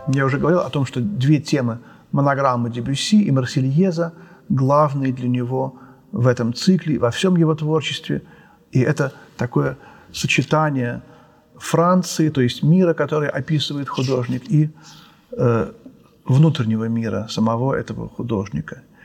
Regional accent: Moscow, Russia; мы все москвичи, все русские

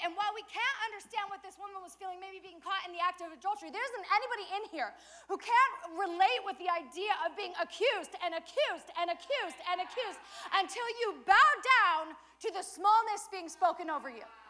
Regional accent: Colorado, United States; I'm from Colorado

